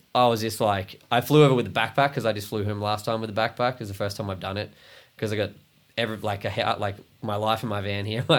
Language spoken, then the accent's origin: English; Brisbane, Queensland, Australia; I'm from Bris Vegas.